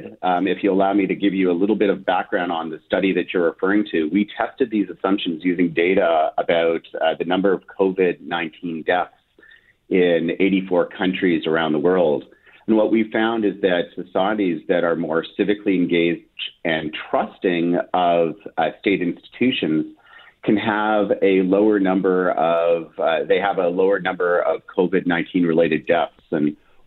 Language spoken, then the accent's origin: English; Winnipeg, Manitoba, Canada; moved away as an adult; now in Ottawa, Canada; I grew up in the Maples. Then my formative years were in Amber Trails, went to Garden City Collegiate